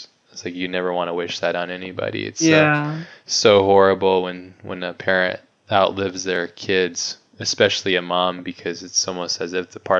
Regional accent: Hawaii, United States; moved away; I grew up in Hawaii

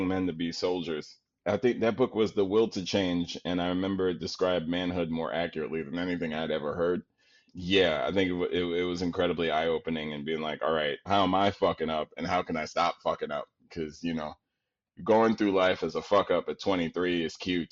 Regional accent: New York City, New York, United States; I'm from Queens

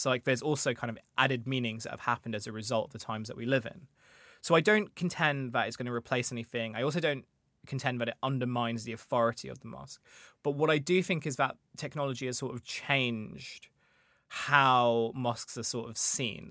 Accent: Kent, South East England, United Kingdom; So, I grew up in Kent where I went to a grammar school

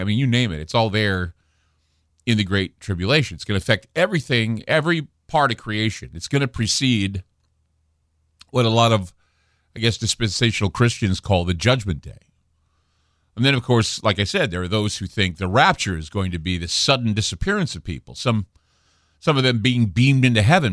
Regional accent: Utah, United States; where I grew up in Utah

